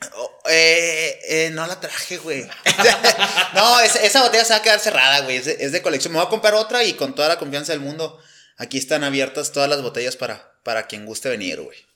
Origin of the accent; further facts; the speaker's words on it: Nuevo León, Mexico; moved away as an adult; now in Chihuahua, Mexico; soy nacido en Nuevo León. Tengo cinco años ya viviendo acá en, Chihuahua